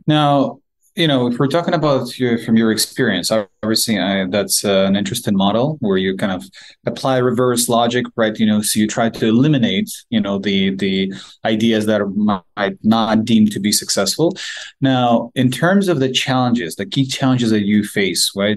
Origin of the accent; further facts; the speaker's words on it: Ukraine; we're both from Ukraine